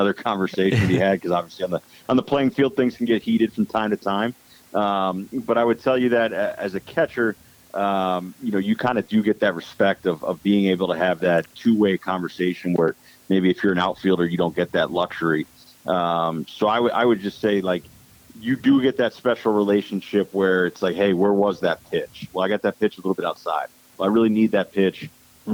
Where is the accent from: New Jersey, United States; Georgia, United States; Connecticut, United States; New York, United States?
Connecticut, United States; moved away as an adult; also born or lived in St. Louis; I'm originally from Connecticut